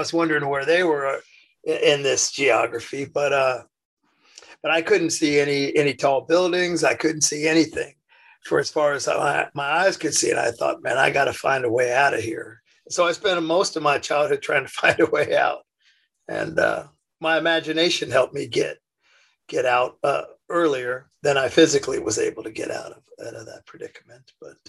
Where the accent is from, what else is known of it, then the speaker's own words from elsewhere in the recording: Indiana, United States; Yeah, I was born in Indiana.